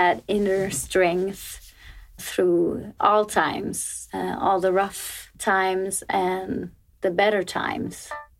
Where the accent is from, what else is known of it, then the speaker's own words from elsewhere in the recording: Gothenburg, Västra Götaland, Sweden; I'm from Gothenburg, Sweden.